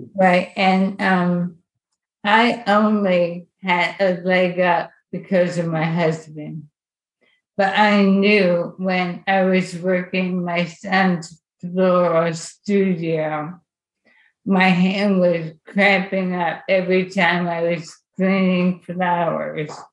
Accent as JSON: {"language": "English", "area": "Lehigh Valley", "region": "Pennsylvania", "country": "United States", "tie": "born or raised there", "said": "I grew up in the Lehigh Valley"}